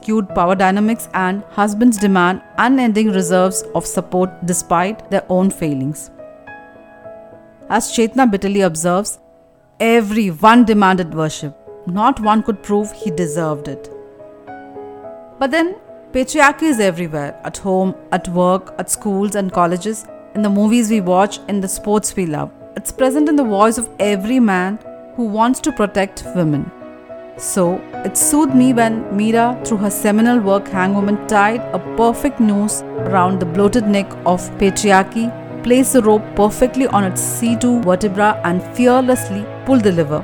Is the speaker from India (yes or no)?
yes; India; as an Indian